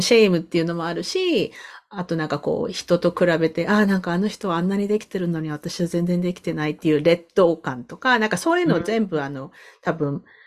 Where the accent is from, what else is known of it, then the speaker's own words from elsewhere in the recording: Sasebo, Nagasaki, Japan; 私、長崎県の佐世保市なんです、出身なんですけど